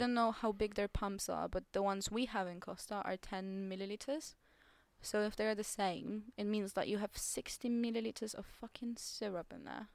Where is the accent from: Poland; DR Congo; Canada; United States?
Poland; English is a second language; moved away as an adult; now in England; the only job available in my hometown at the moment in Poland